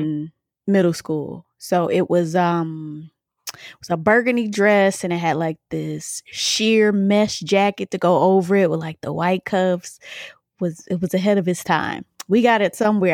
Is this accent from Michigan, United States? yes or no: yes; Michigan, United States; now in DMV area (Washington, D.C. metro), United States; I'm from Michigan